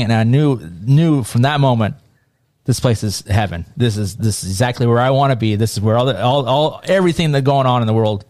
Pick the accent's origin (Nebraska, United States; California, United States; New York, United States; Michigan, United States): Nebraska, United States; Donovan; I grew up in Donovan, Nebraska, which is a small town